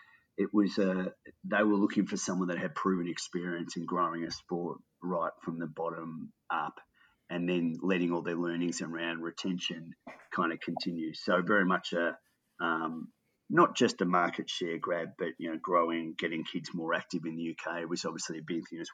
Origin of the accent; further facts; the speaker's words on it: Australia; also born or lived in England; being an Aussie in English cricket